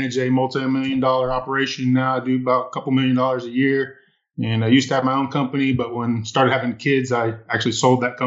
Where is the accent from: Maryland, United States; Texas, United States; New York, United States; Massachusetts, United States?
Texas, United States; Midlothian; I am from the Dallas, Texas area, a little suburb right outside of Dallas called Midlothian